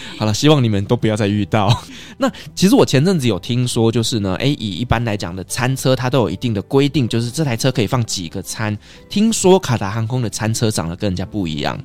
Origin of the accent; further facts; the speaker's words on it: Taiwan; 我们台湾人